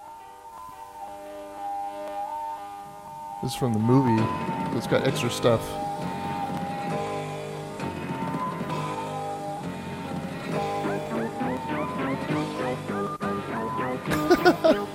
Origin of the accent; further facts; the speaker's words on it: United States; being an American